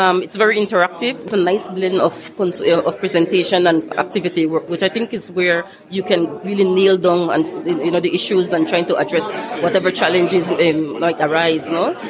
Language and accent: English; Belize; I'm from Belize